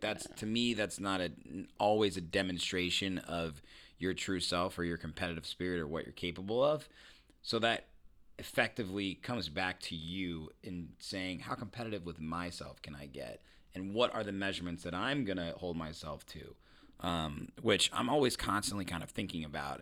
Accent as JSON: {"language": "English", "region": "Indiana", "country": "United States", "said": "I'm from Indiana."}